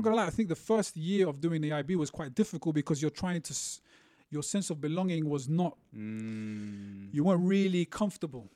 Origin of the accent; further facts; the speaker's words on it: London, United Kingdom; also born or lived in Beirut, Lebanon; I grew up in London. Um, uh, we moved around, so East London, North London